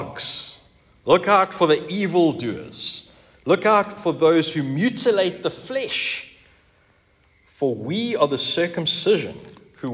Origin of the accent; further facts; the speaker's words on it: South Africa; I grew up here in South Africa, like I think most of us, exception of Brendan, and during the 1980s and the 1990s. In fact, yeah, right here in this suburb